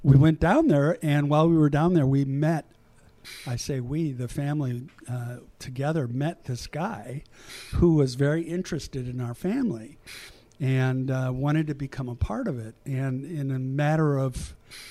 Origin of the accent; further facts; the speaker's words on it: Milwaukee, Wisconsin, United States; moved away; also born or lived in Asia; I grew up in Wisconsin, in Milwaukee